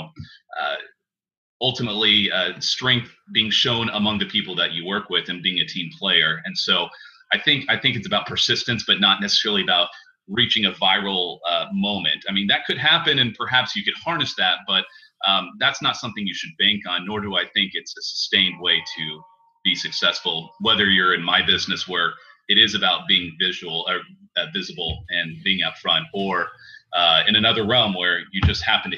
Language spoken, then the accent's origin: English; Tulsa, Oklahoma, United States; moved away as an adult; also born or lived in Hagerstown, Maryland; Tulsa is a great place for me to land because it's my hometown